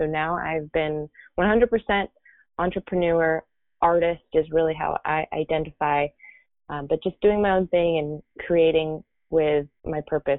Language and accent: English; California, United States; now in Miami, United States; So I came from California to Miami about 9 years ago. This is where I live and work from mainly.